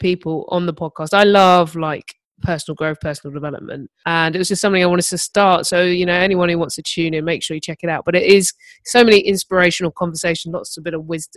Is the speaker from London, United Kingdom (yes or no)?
yes; London, United Kingdom; I grew up in Herne Hill, which is South London